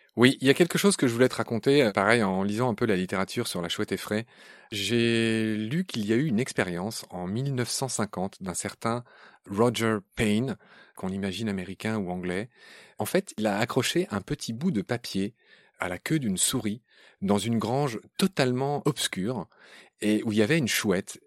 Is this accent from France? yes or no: yes; Lorraine, Grand Est, France; je suis Lorrain